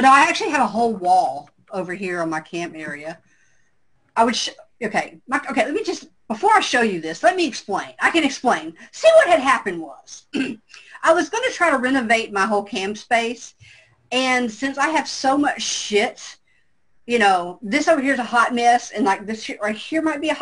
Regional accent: the South, United States; I'm from the South

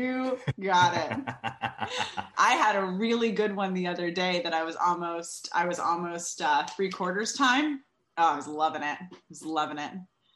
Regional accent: California, United States; also born or lived in Georgia / North Carolina; now in New York, United States; California, the state from which I hail, sort of, mostly. I said the other day, somebody's like, where are you from? And I'm like, California via Georgia and North Carolina, but now I live in New York.

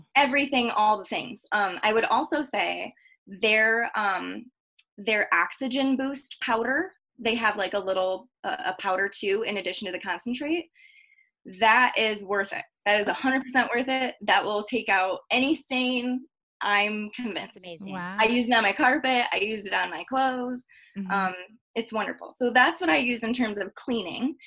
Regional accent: Michigan, United States; now in Denver, United States; I was born and raised in Michigan.

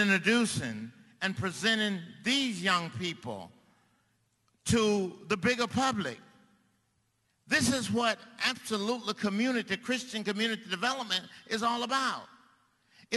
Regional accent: Mississippi, United States; moved away; my home state of Mississippi

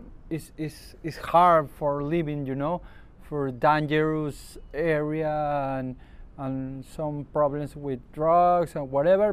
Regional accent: Ventanilla, Callao, Peru; English is a second language; now in Lima, Peru; I'm born in Ventanilla City in Callao

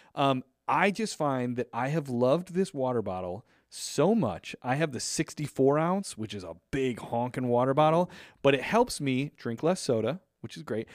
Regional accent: a few towns from Lombard, Chicago area, Illinois, United States; few towns away from where I grew up.

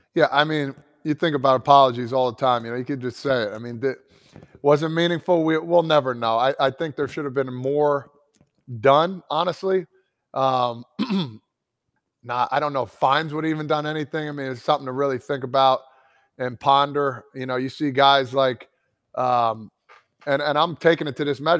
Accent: New Jersey, United States; growing up in New Jersey

